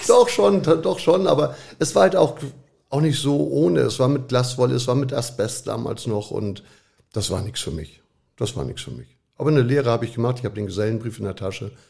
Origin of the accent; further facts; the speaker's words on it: Hamburg, Germany; Wo bist du aufgewachsen? In, damals in Hamburg war es Schnelsen, Niendorf, so die Ecke. Da sind wir oft hin und her gezogen.